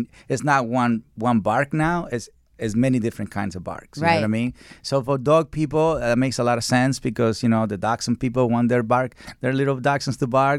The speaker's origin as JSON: {"language": "English", "country": "Mexico", "said": "You know, so I come from Mexico, and dogs in Mexico are skinny, but they don't have psychological problems."}